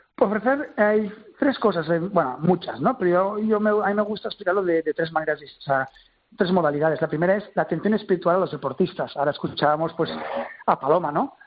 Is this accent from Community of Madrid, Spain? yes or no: no; Terrassa, Catalonia, Spain; Yo soy de Tarrasa